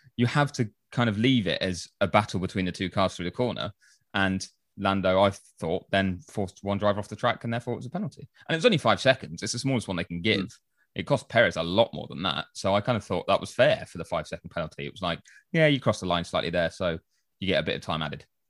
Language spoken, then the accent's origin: English; England, United Kingdom